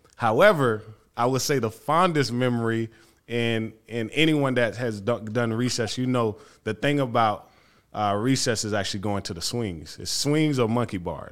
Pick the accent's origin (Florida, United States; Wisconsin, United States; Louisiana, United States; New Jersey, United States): Florida, United States; Fort Pierce; first language Haitian Creole; English is a second language; moved away as an adult; also born or lived in Benton Harbor, Michigan; I am basically from Fort Pierce, Florida